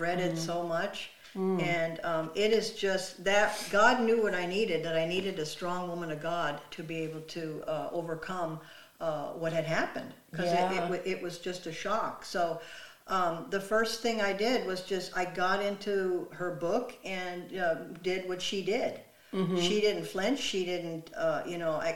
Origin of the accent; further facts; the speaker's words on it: North Dakota, United States; I grew up in North Dakota. I grew up on a farm